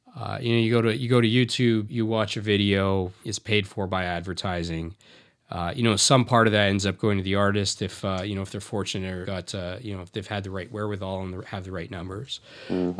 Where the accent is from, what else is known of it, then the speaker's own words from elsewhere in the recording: Canada; as a South Asian, I was born in Canada, but my parents are from India.